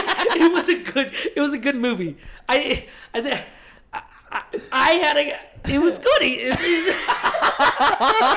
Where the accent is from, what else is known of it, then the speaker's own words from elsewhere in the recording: Las Vegas, Nevada, United States; we're from Vegas